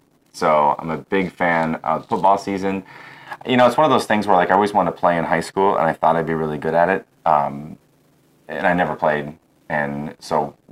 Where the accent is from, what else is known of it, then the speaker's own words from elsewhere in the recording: Lansing, Michigan, United States; I was born in Lansing.